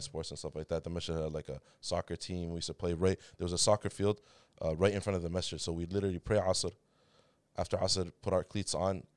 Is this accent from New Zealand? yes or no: no; Toronto, Ontario, Canada; also born or lived in Riyadh, Saudi Arabia; Grew up in downtown Toronto